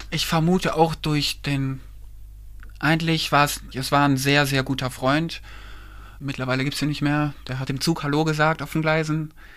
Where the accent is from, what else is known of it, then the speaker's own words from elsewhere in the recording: Kleve, North Rhine-Westphalia, Germany; ich bin in Kleve geboren und aufgewachsen